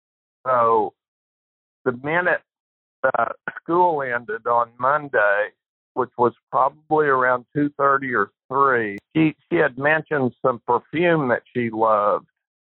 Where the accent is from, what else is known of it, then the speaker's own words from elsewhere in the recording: Oklahoma, United States; moved away; my hometown in Oklahoma